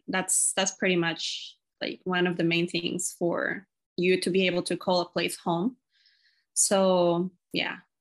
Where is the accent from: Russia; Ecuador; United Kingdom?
Ecuador; now in Washington State, United States; I'm from Ecuador. I'm currently living in Washington State in the USA.